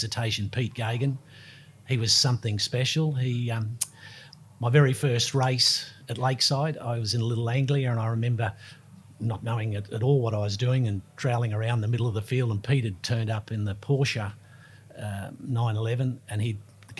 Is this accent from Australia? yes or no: yes; Brisbane, Queensland, Australia; also born or lived in England; I grew up in Rosalie, so we're in suburbs next to each other